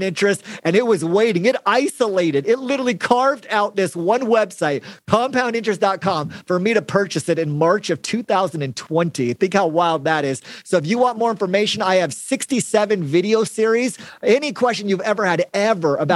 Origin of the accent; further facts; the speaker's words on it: Mesa, Arizona, United States; also born or lived in Gilbert, Arizona; I grew up in West Mesa. That's kind of a poor part of Arizona